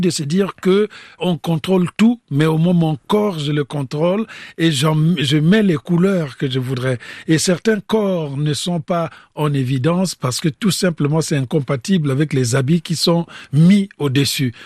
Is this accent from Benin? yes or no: no; Republic of the Congo; moved away as an adult; also born or lived in France; moi je venais du Congo-Brazzaville.